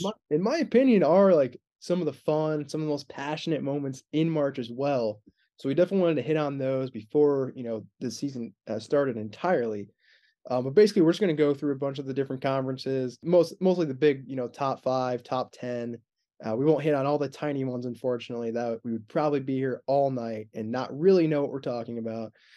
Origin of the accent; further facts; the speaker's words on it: Indiana, United States; two, two Indiana guys